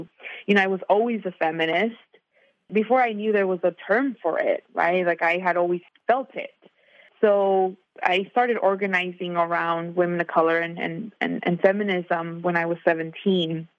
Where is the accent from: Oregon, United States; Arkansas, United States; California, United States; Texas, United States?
California, United States; Inland Empire, Southern; I grew up in Southern California in the Inland Empire, which is an hour south of Los Angeles.